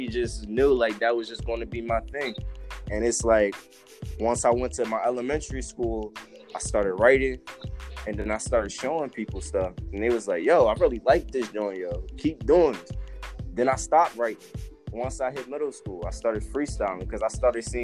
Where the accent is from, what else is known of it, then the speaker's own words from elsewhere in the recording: Camden, New Jersey, United States; now in Ramsey County; I'm from Camden, New Jersey. Currently reside in Ramsey County right now